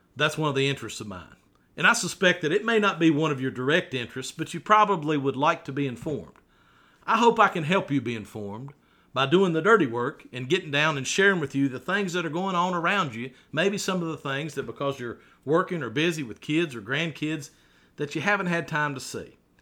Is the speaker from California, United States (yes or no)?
no; Radford, Virginia, United States; I was raised right here in Radford City, a child of the 70s, raised in Forest Park, a great little neighborhood in Radford